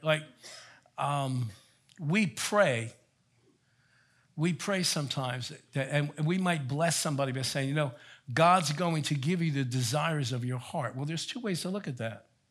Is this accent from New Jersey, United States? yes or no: yes; Elizabeth, New Jersey, United States; also born or lived in Colonia, New Jersey; I grew up in Elizabeth, New Jersey